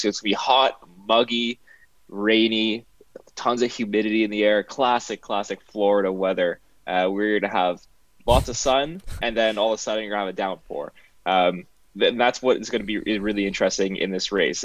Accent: Canada; as a Canadian

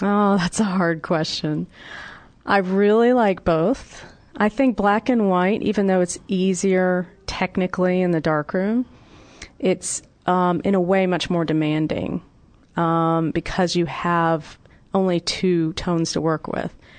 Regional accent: Atlanta, Georgia, United States; My hometown of Atlanta

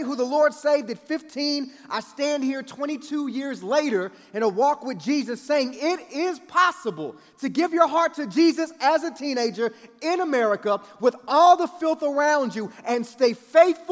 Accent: Kansas City, United States; I grew up in Kansas City, and it would get cold in the wintertime

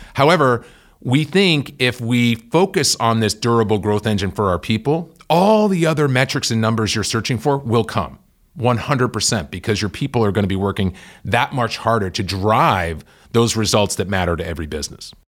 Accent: Worcester, Massachusetts, United States; I grew up in Worcester, Mass

